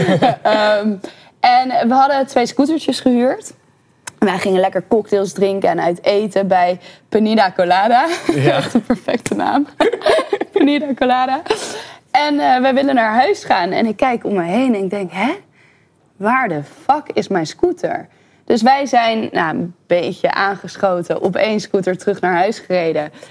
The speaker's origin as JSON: {"language": "Dutch", "town": "Breda", "region": "North Brabant", "country": "Netherlands", "tie": "born or raised there", "also_born_or_lived": "Bavel", "moved": "yes", "lives_now": "Amsterdam, Netherlands", "said": "Ik ben van Breda naar Bavel verhuisd. Dat is de enige verhuizing met mijn ouders"}